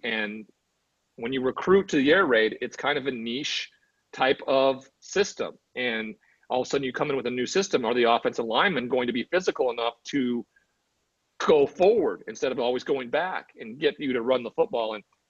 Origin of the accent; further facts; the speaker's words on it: Montana, United States; moved away; I was from Montana.